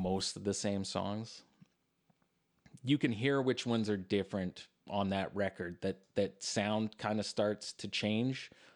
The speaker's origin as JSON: {"language": "English", "town": "Regina", "region": "Saskatchewan", "country": "Canada", "said": "we're from Regina"}